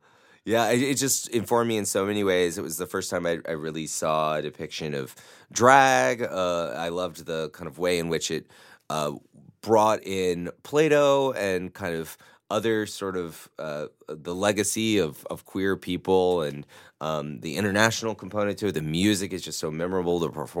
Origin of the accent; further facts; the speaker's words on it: Mississippi, United States; A son of the South, I grew up in Mississippi, and his work just was the first thing that I fell in love with.